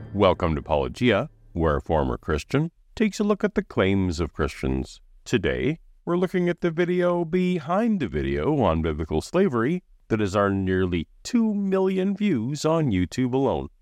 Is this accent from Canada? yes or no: yes; Canada; as a Canadian